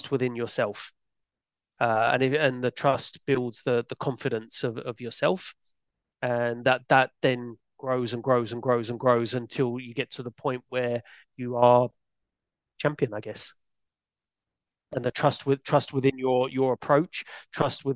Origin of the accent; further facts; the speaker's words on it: London, United Kingdom; I was a kid from Peckham